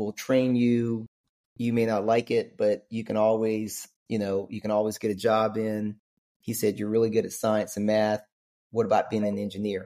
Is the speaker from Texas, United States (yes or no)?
yes; West Texas, United States; now in Atlanta, United States; I'm originally from West Texas. Friday Night Lights is where I grew up in that part of Texas.